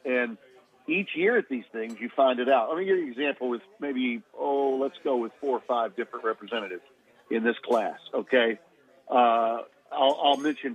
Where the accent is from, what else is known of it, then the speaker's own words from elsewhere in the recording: Shreveport, Louisiana, United States; also born or lived in Monroe, Louisiana / Baton Rouge, Louisiana / New Orleans, Louisiana; I was born and raised in Shreveport